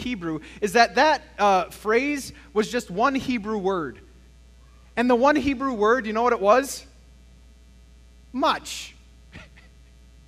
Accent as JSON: {"language": "English", "town": "El Paso", "region": "Texas", "country": "United States", "tie": "born or raised there", "said": "I was born in El Paso, Texas"}